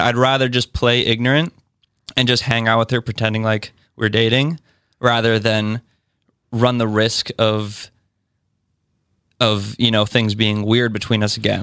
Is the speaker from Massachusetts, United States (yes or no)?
yes; Westford, Massachusetts, United States; moved away as an adult; now in Somerville, United States; from Westford, Massachusetts